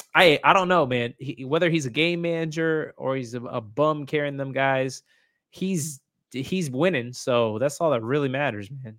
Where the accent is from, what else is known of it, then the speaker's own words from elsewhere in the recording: Indiana, United States; I grew up, so I grew up in Indiana